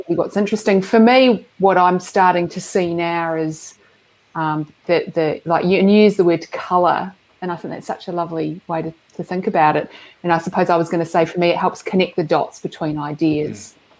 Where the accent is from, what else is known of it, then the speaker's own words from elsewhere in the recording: Christchurch, Canterbury, New Zealand; also born or lived in Dunedin; where I grew up in Christchurch